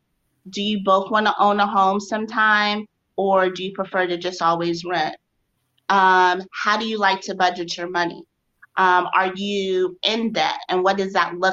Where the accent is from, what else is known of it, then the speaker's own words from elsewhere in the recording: Chicago, Illinois, United States; moved away as an adult; now in Austin, United States; So my hometown is Chicago, but I'm currently in Austin, Texas, which I truly love. I moved here almost 3 years ago